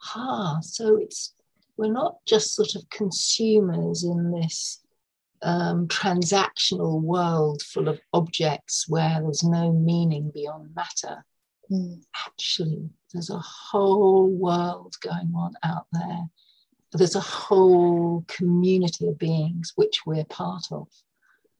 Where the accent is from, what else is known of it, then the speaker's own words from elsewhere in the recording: North Norfolk, East of England, United Kingdom; moved away; also born or lived in London; I grew up in North Norfolk with a deep connection to the sea